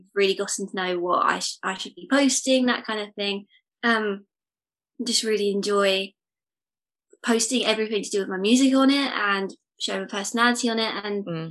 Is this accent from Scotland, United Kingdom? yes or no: no; Essex, East of England, United Kingdom; I've always lived in Essex